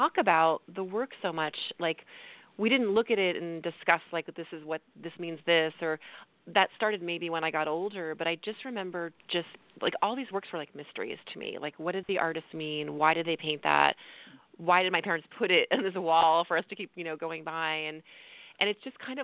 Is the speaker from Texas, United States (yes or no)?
no; New York City, New York, United States; moved away as an adult; also born or lived in California; now in Tucson, United States; I grew up in Tucson and then moved to grew up in New York City, moved to California, and then a few years ago, my husband and I moved to Tucson, Arizona